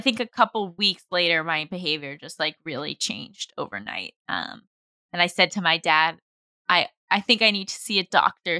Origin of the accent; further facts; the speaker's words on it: New York, United States; I grew up in New York